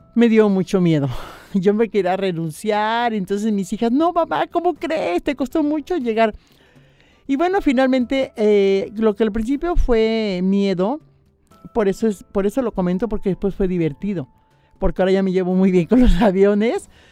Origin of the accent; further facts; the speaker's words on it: Misantla, Veracruz, Mexico; now in Xalapa, Mexico; yo soy de Misantla, soy originaria de Misantla, eh, originaria de Misantla, jalapeña por adopción, porque ya llevo más de treinta y seis años viviendo en Jalapa